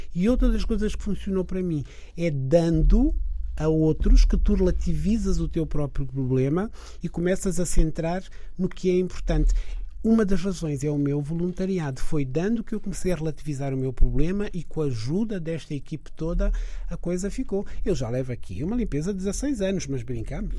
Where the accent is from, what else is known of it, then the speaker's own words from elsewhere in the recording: Niassa, Mozambique; now in Portugal; onde eu nasci no Niassa